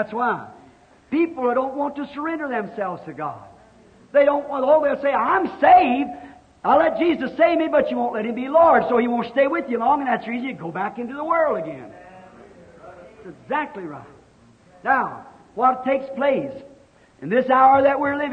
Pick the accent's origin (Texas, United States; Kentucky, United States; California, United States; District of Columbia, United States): Kentucky, United States; I was raised in Kentucky, and we lived in a little old log cabin